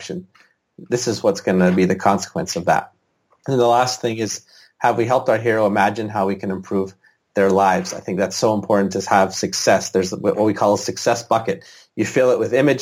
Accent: British Columbia, Canada; in British Columbia, the province I'm from

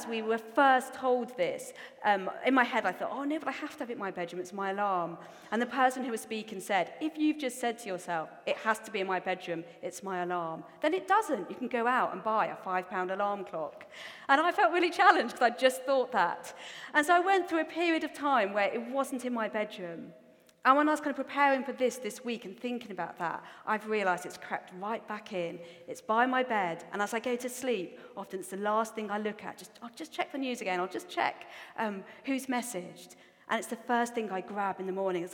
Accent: Newcastle upon Tyne, North East England, United Kingdom; accent: Geordie; also born or lived in Australia; I also have a really strong Geordie accent

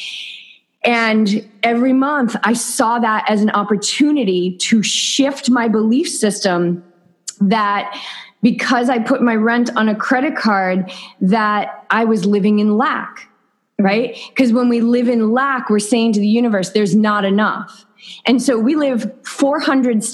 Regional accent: New England, United States; moved away as an adult; now in Southern California, United States; We are from New England

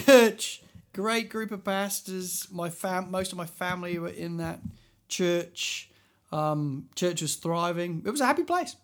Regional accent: England, United Kingdom; moved away as an adult; also born or lived in Christchurch; now in Sydney, Australia; as an Englishman

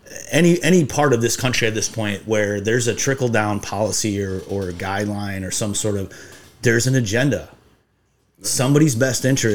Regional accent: Iowa, United States; growing up in Iowa

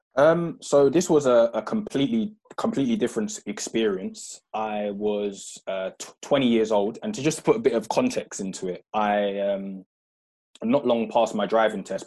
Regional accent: London, United Kingdom; moved away as an adult; also born or lived in Croydon / Purley; now in Kent, United Kingdom; I grew up in South London, so um, I was uh, born in uh, Croydon Mayday Hospital

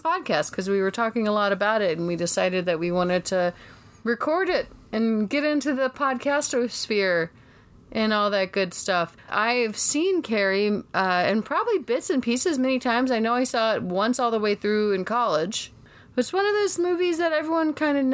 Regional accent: Savannah, Georgia, United States; I am from Savannah, Georgia. So we have very different accents

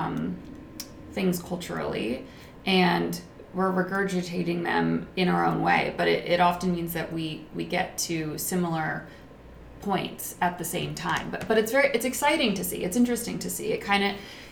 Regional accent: United States; as an American

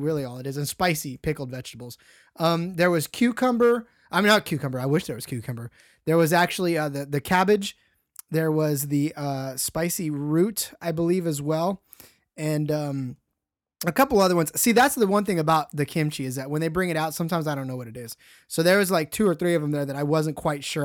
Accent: Stockton, California, United States; my hometown has one of the biggest Sikh temples in the world

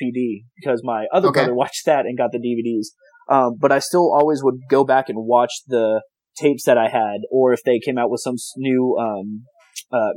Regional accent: the South, United States; I'm from the South also

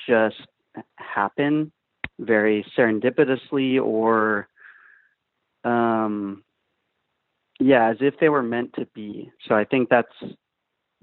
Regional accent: Austin, Texas, United States; I'm from Austin, Texas

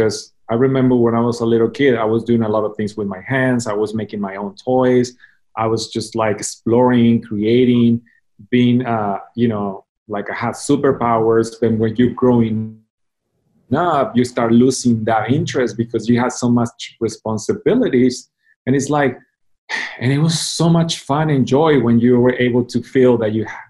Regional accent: Mazatlán, Sinaloa, Mexico; moved away as an adult; also born or lived in United States / Japan; now in Guadalajara, Mexico; I was born in Mazatlán, Mexico, and I decided to, well, I didn't decide it, my parents decided to put me in a Catholic school, and I did my elementary, junior high and high school

